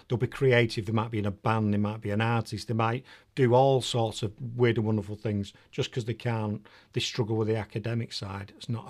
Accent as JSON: {"language": "English", "town": "Manchester", "region": "North West England", "country": "United Kingdom", "also_born_or_lived": "Holland / Doncaster / Preston", "accent": "Northern", "moved": "yes", "lives_now": "Nuneaton, United Kingdom", "said": "No, I'm from Manchester originally."}